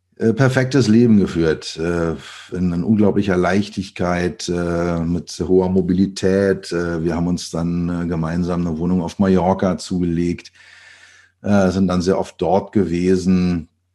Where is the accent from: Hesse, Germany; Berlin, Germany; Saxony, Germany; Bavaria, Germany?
Berlin, Germany; ich bin geboren in Berlin. Man hört es immer noch, wenn ich rede